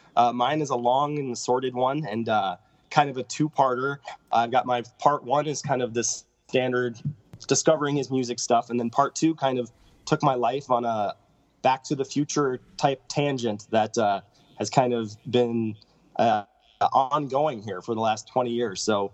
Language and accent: English; Northwest Iowa, United States; I grew up in Iowa and kind of a rural part of Iowa